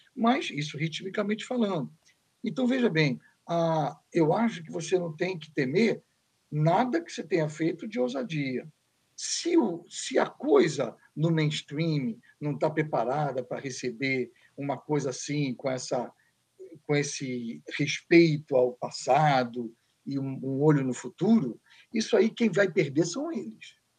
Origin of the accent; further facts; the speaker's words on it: Niterói, Rio de Janeiro, Brazil; Eu sou de Niterói, sou Papa Goiaba